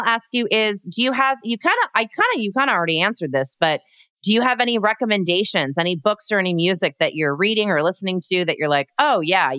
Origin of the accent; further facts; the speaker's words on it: Burbank, California, United States; I grew up in Burbank, California.